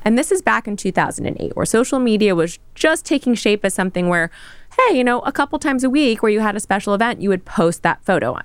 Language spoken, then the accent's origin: English; New York City, New York, United States; in the thick of New York, Midtown.